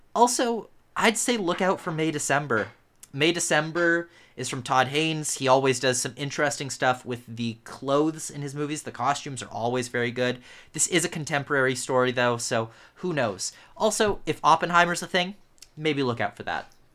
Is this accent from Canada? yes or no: yes; Canada; I am Canadian